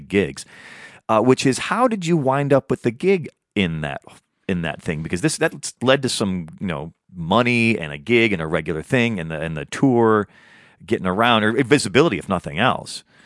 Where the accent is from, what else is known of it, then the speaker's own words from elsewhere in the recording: Midwest, United States; now in Los Angeles, United States; I'm a Midwesterner